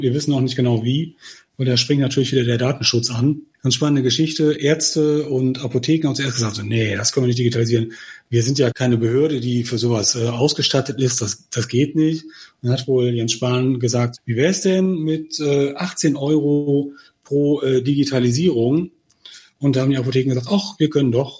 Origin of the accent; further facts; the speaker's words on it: Germany; als Deutsche